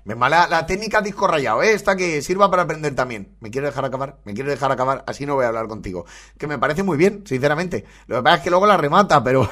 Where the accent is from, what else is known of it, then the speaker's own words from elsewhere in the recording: Valencian Community, Spain; como valenciano